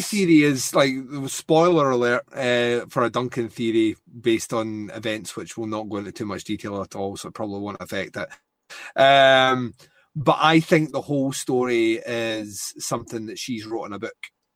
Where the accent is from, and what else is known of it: Scotland, United Kingdom